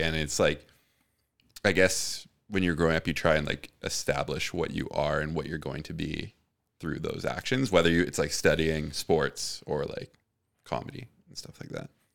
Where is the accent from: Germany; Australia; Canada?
Canada; Richmond, British Columbia; I grew up in Steveston in Richmond, which is like the southwestern tip of Richmond